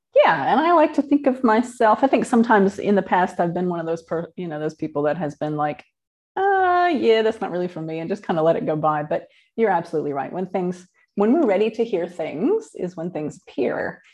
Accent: Midwest, United States; moved away as an adult; now in New Zealand; I was born in the Midwest in the United States and grew up in a pretty normal middle class family

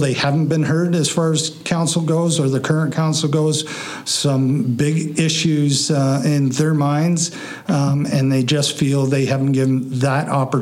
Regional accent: Collingwood, Ontario, Canada; moved away as an adult; now in Eugenia, Canada; Born and raised in Collingwood, Ontario

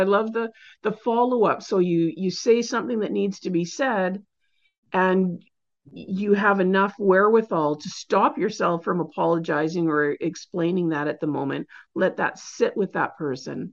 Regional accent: Canada; I'm Canadian

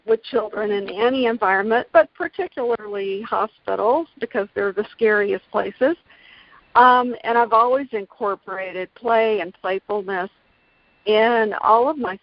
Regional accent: Gainesville, Florida, United States; also born or lived in Jacksonville, Florida; grew up in the Gainesville area

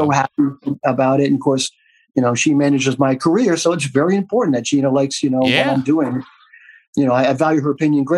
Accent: Delaware, United States; I'm originally from Delaware

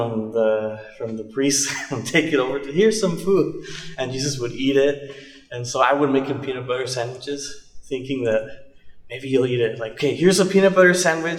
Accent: Idaho, United States; moved away as an adult; also born or lived in California; now in Hillsboro, United States; I was born in California, but I grew up in Idaho.

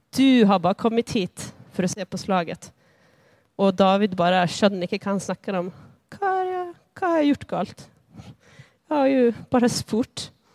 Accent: Lycksele, Västerbotten County, Sweden; moved away as an adult; now in Bergen, Norway; jag är född och uppväxt i Sverige, i Nordsverige, närmare bestämt Lycksele

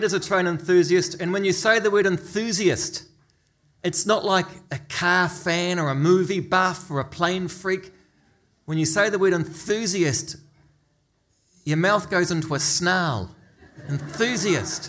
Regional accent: Auckland, New Zealand; I grew up in Remuera with three uncles and 12 cousins

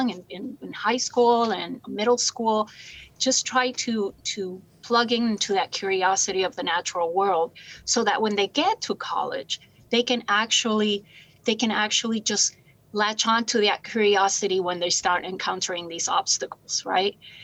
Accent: Puerto Rico; moved away as an adult; I'm from Puerto Rico originally. I came here to go to college

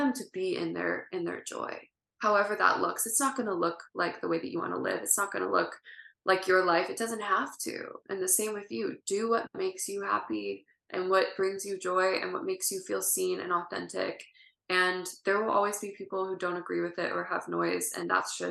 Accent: family in Ohio, Midwest, United States; now in California, United States; I grew up in the Midwest

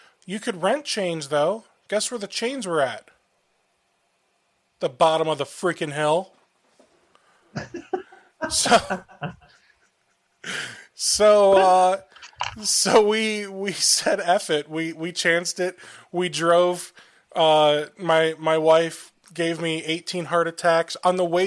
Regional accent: Ohio, United States; I'm from Ohio

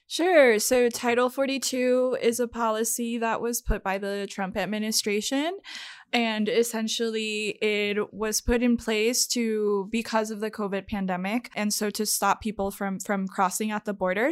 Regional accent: Puerto Rico; moved away; I am from Puerto Rico

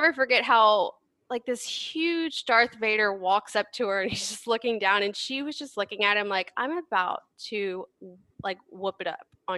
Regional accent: Houston, Texas, United States; I'm from Houston

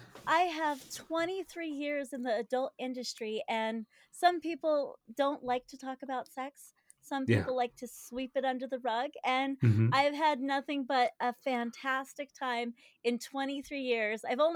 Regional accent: Denver, Colorado, United States; Denver, Colorado. Okay. Let's see. Yeah. I currently live in the house that I grew up

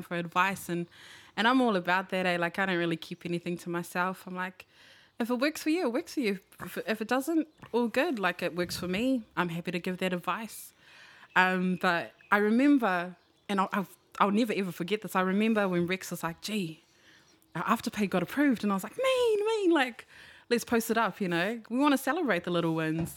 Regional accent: New Zealand; I'm from Rewa, two six seven

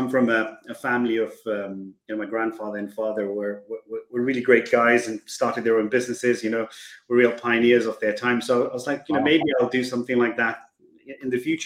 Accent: Kenya; moved away as an adult; Born and brought up in Kenya, kind of went through the education system there

